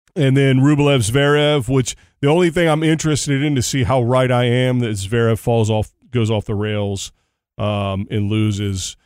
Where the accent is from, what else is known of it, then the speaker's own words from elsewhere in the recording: United States; as an American